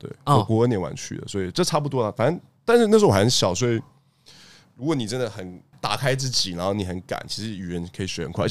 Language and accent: Chinese; Taiwan; 我觉得那是因为我们台湾人可能有，我作为亚洲人又是比较特别的存在，因为我们有很大的身份认同的问题。